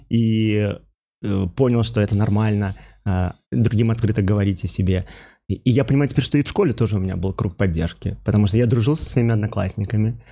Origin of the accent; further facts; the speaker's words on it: Minsk, Belarus; moved away as an adult; also born or lived in St. Louis, United States; Родился я в Минске